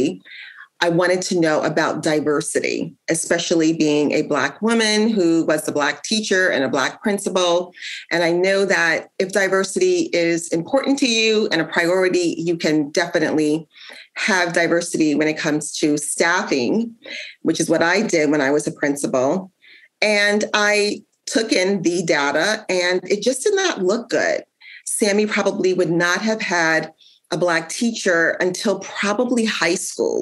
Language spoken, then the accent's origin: English; New York, United States; also born or lived in New Jersey / Ohio; now in Indiana, United States; I grew up in New York, and I also spent time in New Jersey and also Ohio